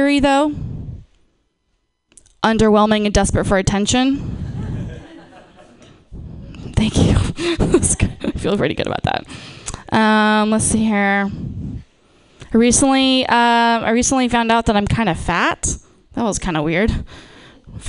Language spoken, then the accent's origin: English; Napa, California, United States; moved away; I'm from, born and raised in Napa